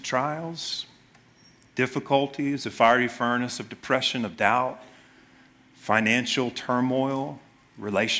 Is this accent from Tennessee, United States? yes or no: yes; Memphis, Tennessee, United States; I grew up in Memphis